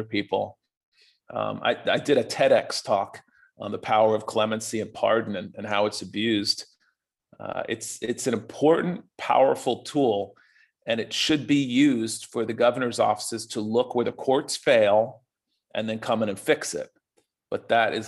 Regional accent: United States; part of being an American

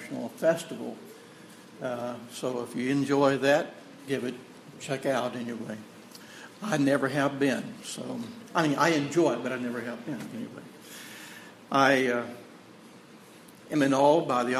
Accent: Texas, United States; I'm from Texas, and that's the way I talk

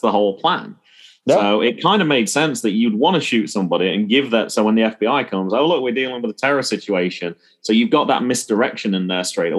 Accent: England, United Kingdom; I'm from England

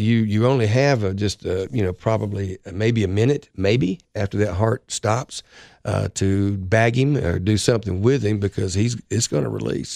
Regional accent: Florida, United States; moved away; I grew up in Florida

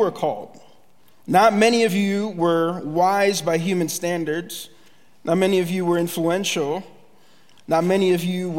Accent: Philadelphia, Pennsylvania, United States; moved away as an adult; now in Kearney, United States; our family, we are from Philadelphia

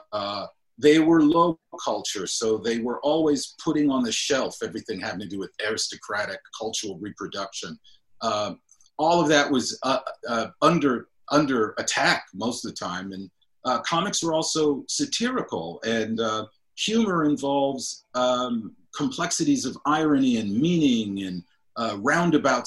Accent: Cleveland Heights, Ohio, United States; also born or lived in Akron, Ohio; a lot of mixed race people were living in my hometown of Cleveland Heights

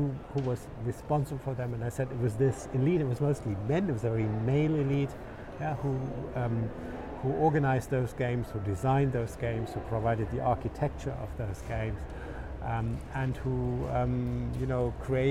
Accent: Munich, Bavaria, Germany; moved away; I'm from Munich.

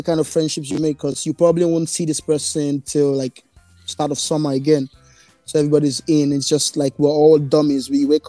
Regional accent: Nigeria; now in Toronto, Canada; I'm Nigerian

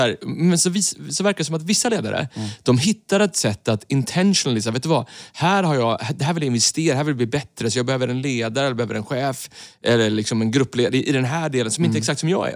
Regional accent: Sweden; Vi är ju svenskar

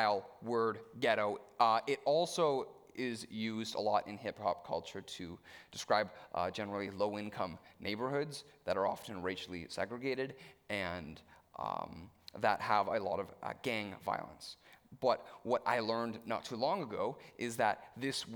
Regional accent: Stouffville, Ontario, Canada; as an upper middle class white teen growing up in Stouffville

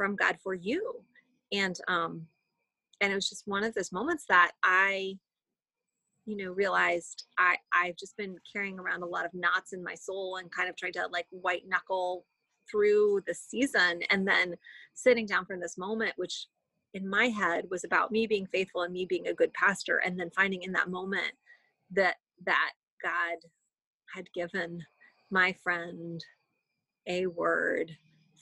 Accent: United States; as mainline American Christians

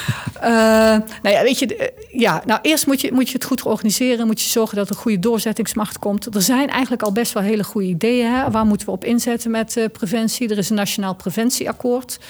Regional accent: North Brabant, Netherlands; Ik kom uit Brabant

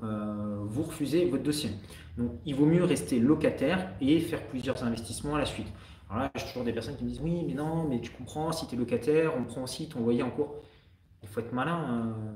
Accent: France; accent: French; also born or lived in Canada; J'ai toujours mon accent français

